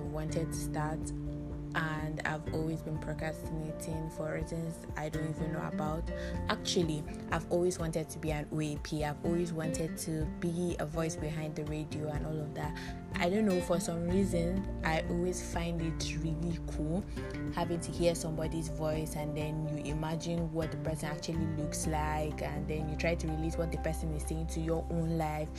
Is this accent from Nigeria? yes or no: yes; Northern Nigeria, Nigeria; I'm a Hausa Yoruba girl, and I grew up in the north